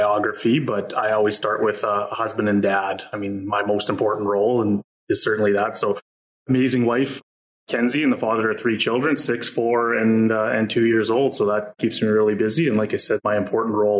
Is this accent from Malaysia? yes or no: no; Saskatoon, Saskatchewan, Canada; also born or lived in Regina; I was born and raised in Saskatoon, went to high school here